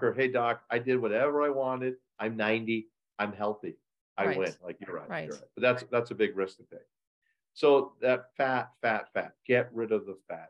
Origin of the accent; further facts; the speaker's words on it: Edwardsville, Illinois, United States; I have a clinic in my hometown of Edwardsville, Illinois